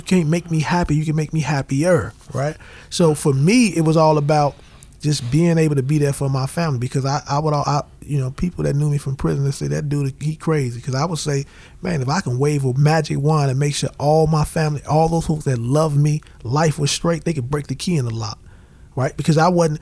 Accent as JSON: {"language": "English", "country": "United States", "said": "I come from Woodlawn. I owe a lot to Woodlawn."}